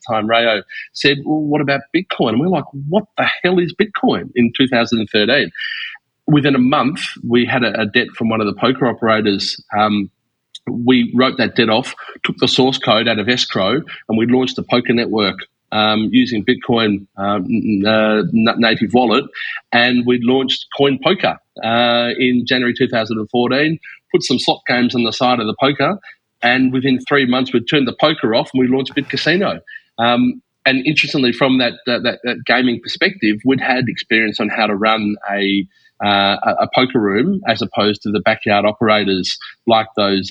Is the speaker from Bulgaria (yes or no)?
no; Melbourne, Victoria, Australia; moved away as an adult; now in Estonia; Where I come from, born and raised in Melbourne in Australia, went to University of Melbourne